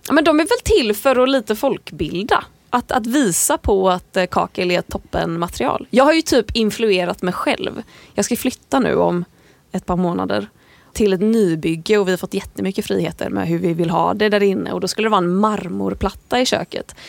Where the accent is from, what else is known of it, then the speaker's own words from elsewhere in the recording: Landvetter, Västra Götaland, Sweden; moved away as an adult; now in Stockholm, Sweden; jag är född 1994 i Landvetter utanför Göteborg. Jag flyttade till Stockholm när jag var 19